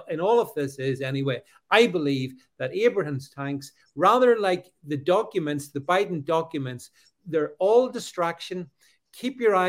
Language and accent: English; United Kingdom; as a Brit